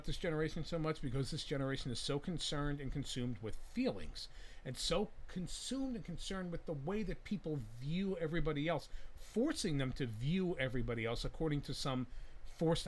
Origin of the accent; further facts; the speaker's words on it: New Jersey, United States; moved away; I'm originally from Jersey